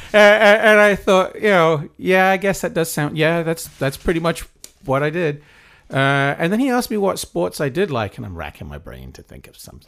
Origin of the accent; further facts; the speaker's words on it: Wales, United Kingdom; moved away as an adult; also born or lived in East Anglia / Cambridge; now in United States; I, I, I grew up in Wales